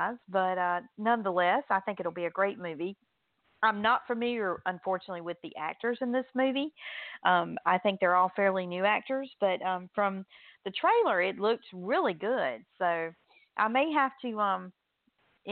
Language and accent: English; southern United States, United States; accent: southern drawl; This southern drawl that I have